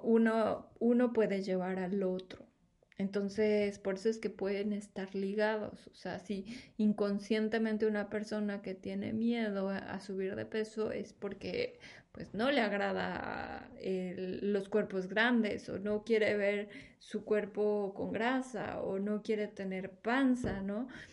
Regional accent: Mexico; somos una población mexicana

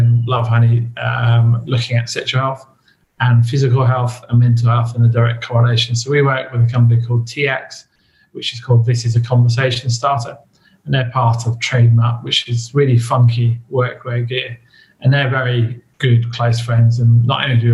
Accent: England, United Kingdom; now in Australia; my mother country

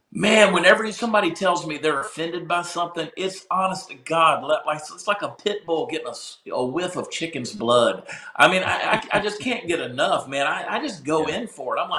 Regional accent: the South, United States; And I grew up in the South.

